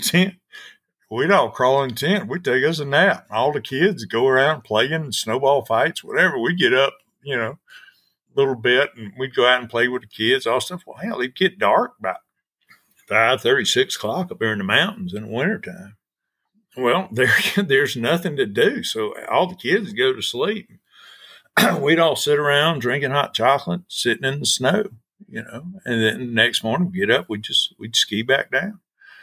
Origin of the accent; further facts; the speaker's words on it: Georgia, United States; moved away as an adult; also born or lived in Trinidad, Colorado; I grew up in Georgia